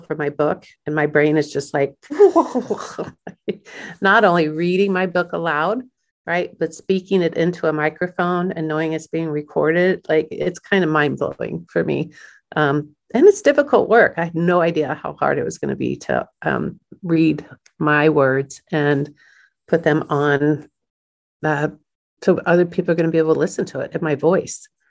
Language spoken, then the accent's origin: English; Kansas City, United States; Born and raised in Kansas City